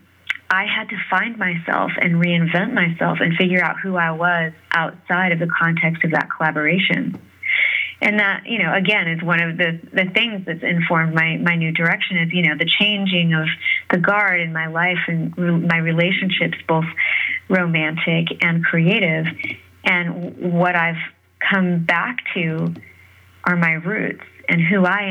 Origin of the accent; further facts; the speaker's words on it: San Francisco, California, United States; growing up in San Francisco